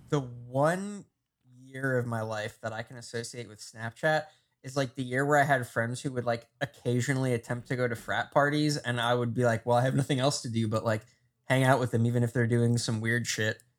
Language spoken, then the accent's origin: English; New Jersey, United States; growing up in New Jersey